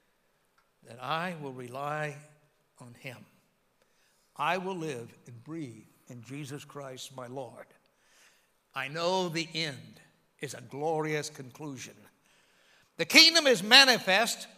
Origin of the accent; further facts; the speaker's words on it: United States; I'm American through and through